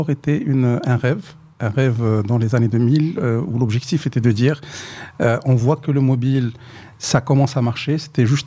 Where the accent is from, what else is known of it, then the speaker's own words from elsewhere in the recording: Sefrou, Fès-Meknès, Morocco; moi, non, moi, je suis de Sfro